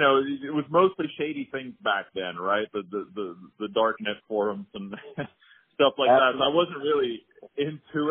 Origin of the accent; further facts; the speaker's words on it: Sweden; I'm born and raised in Sweden, grew up there